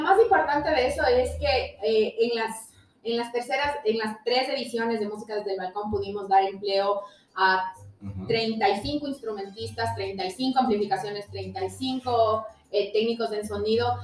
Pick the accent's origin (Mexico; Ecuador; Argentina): Ecuador; Ambato, Tungurahua; somos el corazoncito del Ecuador, no solamente el jardín, somos la alacena del Ecuador